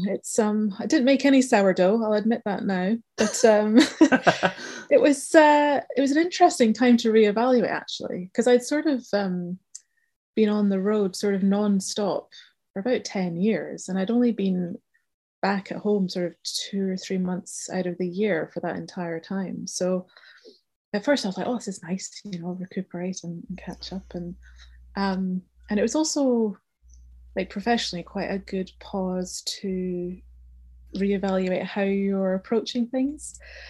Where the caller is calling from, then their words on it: South East England, United Kingdom; speaking to you from Kent in the UK, leafy Kent.